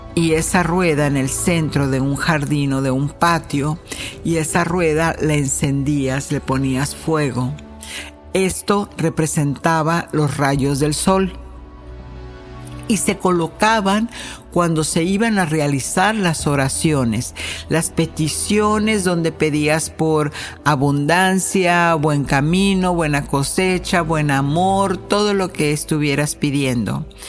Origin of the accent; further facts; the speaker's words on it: Mexico; moved away as an adult; now in United States; como mexicana, sí crecí con alguna de las costumbres de, de, la celebración de Día de Muertos